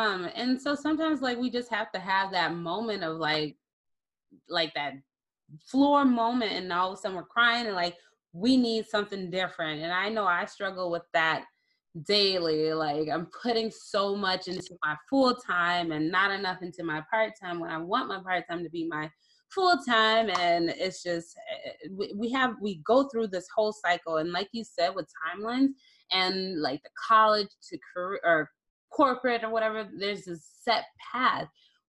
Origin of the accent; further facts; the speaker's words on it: Minnesota, United States; I'm from Minnesota.